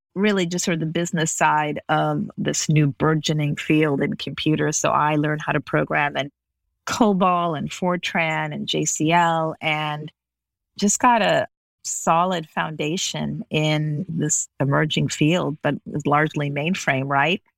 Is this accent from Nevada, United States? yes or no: yes; Las Vegas, Nevada, United States; also born or lived in Los Angeles / Beirut; I grew up in Las Vegas.